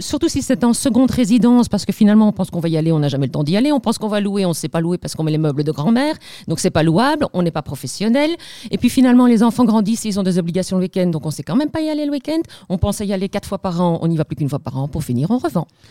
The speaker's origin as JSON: {"language": "French", "town": "Liège", "region": "Wallonia", "country": "Belgium", "tie": "born or raised there", "accent": "Liège", "said": "Je suis liégeoise d'origine, ça mhm. s'entend, je ne peux pas le cacher."}